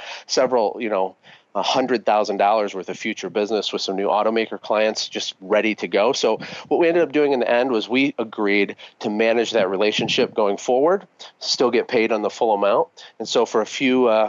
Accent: Flint, Michigan, United States; moved away as an adult; now in Costa Rica; I'm a kid from Flint, Michigan, who had absolutely nothing growing up

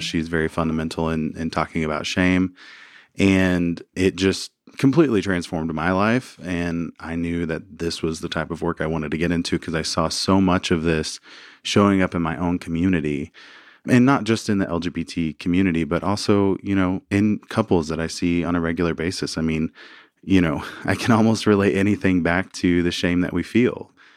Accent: Arkansas, United States; moved away; also born or lived in New Orleans; I grew up in Arkansas, uh, small town.

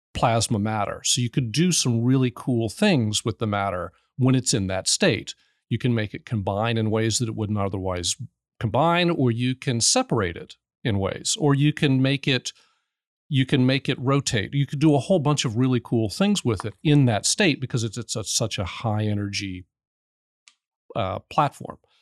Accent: New Orleans, Louisiana, United States; also born or lived in New Jersey; I'm from New Orleans

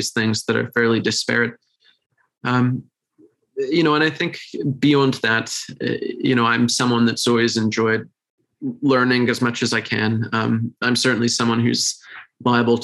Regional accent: United Kingdom; being British

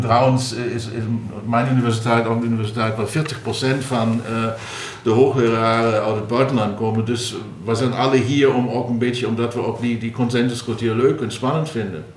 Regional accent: Saarland, Germany; Dutch is a second language; moved away as an adult; also born or lived in Heidelberg, Germany / San Diego, United States / Boston, United States / Berlin, Germany; now in Maastricht, Netherlands; ik ben opgegroeid aan de Franse grens in het Zaarland

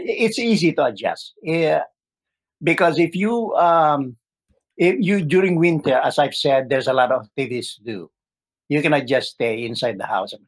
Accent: Pasay, Metro Manila, Philippines; moved away as an adult; also born or lived in Tuguegarao, Cagayan, Philippines / Switzerland; now in Syracuse, United States; I'm originally from uh, Philippines. I uh, uh, from Tuguegarao, Cagayan. That's my province, and I grew up in Pasay City, that's uh, adjacent to the city of Manila.

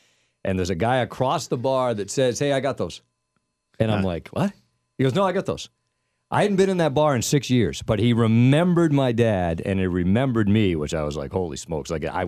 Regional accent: Pawtucket, Rhode Island, United States; moved away as an adult; now in Las Vegas, United States; He'd never been to my hometown.

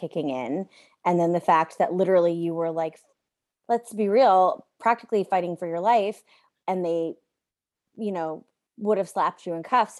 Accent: United States; now in Canada; I'm an American living in Canada.

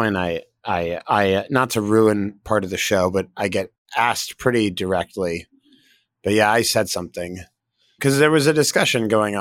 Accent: Brookline, Massachusetts, United States; I'm from Brookline, which is one town over.

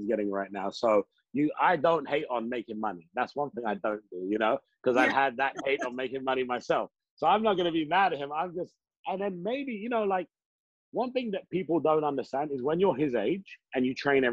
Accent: Hounslow, London, United Kingdom; I grew up in Hounslow.

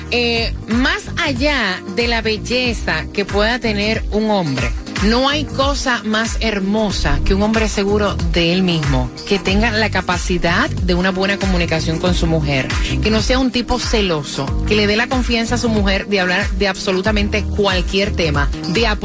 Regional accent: Honduras; Él es puertorriqueño y yo soy hondureña.

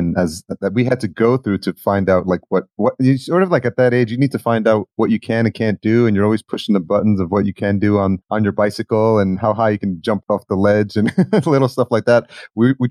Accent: Yonkers, New York, United States; Yonkers where I grew up.

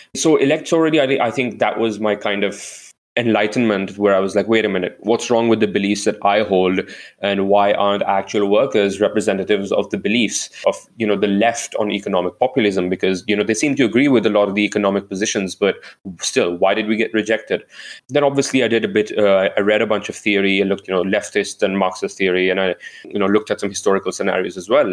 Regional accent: India; moved away; I am an Indian citizen

